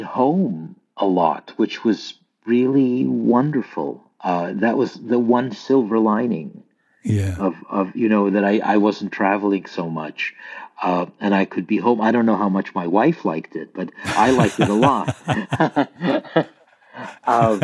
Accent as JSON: {"language": "English", "town": "Lviv", "region": "Lviv Oblast", "country": "Ukraine", "tie": "born or raised there", "moved": "yes", "said": "we come from a city which is very much in the news now, Lviv."}